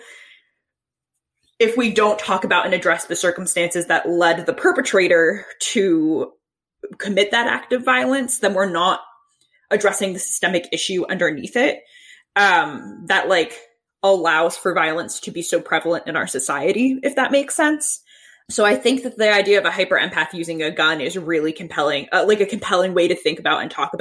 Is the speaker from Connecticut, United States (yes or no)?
yes; Sandy Hook, Connecticut, United States; moved away; Yeah, I'm from Sandy Hook, Connecticut